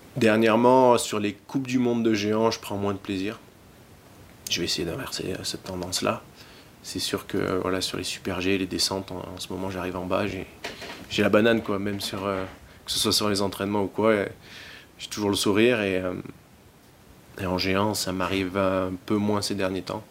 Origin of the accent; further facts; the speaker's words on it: Montmaur, Provence-Alpes-Côte d'Azur, France; je viens du, donc, euh, de Montmort, qui est pas loin du Dévoluy, ma station où j'ai commencé à, skier